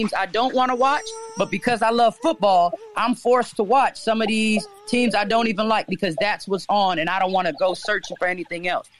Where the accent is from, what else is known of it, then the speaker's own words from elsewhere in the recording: Newport News, Virginia, United States; I grew up in Newport News, which is right beside Hampton, right? Mm-hmm. It's a city right beside it.